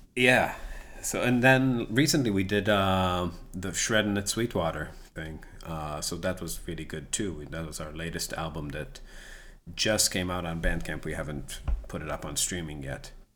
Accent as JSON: {"language": "English", "town": "Rehovot", "region": "Central District", "country": "Israel", "tie": "born or raised there", "moved": "yes", "lives_now": "United States", "said": "I'm from a town called Chovot, and, uh, that's about, like, twenty miles south of Tel"}